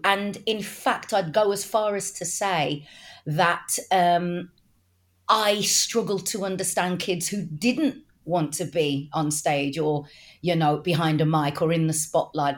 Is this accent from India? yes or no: no; Wolverhampton, West Midlands, United Kingdom; accent: Wolverhampton; I'm actually a Wolverhamptoner, which is just, you know, not far up the road from Birmingham.